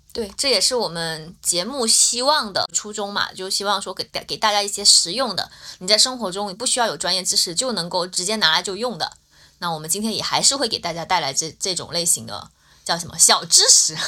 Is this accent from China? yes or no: yes; Guangdong, China; 我是潮汕人